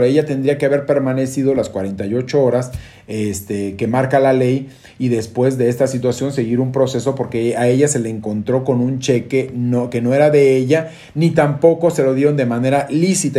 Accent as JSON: {"language": "Spanish", "town": "Guadalajara", "region": "Jalisco", "country": "Mexico", "tie": "born or raised there", "moved": "yes", "said": "Yo que soy originario de Guadalajara"}